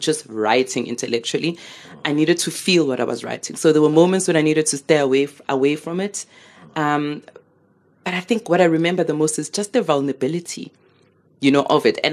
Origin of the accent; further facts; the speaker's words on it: Soweto, Gauteng, South Africa; I'm growing up in Midlands, Soweto.